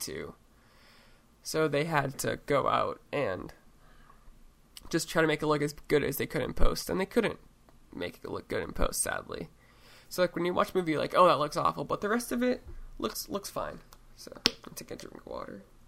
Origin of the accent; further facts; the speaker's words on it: Oregon, United States; in my home state